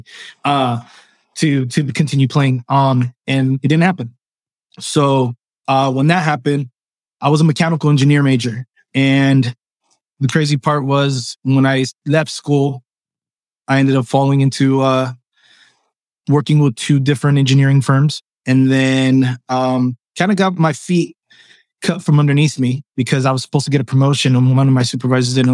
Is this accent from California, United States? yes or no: yes; Los Angeles, California, United States; first language Spanish; English is a second language; I was born in Los Angeles, California. I am of Cuban descent